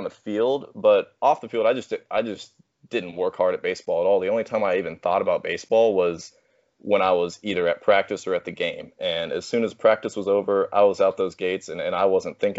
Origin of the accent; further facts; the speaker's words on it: Fort Worth, Texas, United States; I was born in Fort Worth, Texas, raised here, lived here my entire life